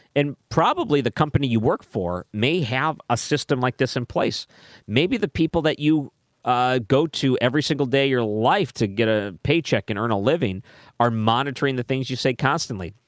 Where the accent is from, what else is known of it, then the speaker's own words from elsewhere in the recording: Missouri, United States; I come from Missouri